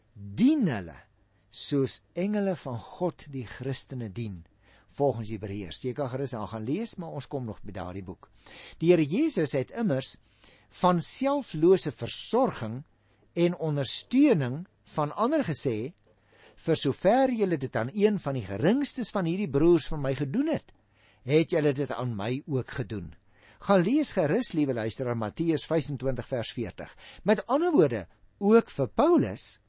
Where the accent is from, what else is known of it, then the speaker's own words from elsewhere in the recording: Paarl, Western Cape, South Africa; also born or lived in Stellenbosch; Ek is gebore en grootgeword in die Parel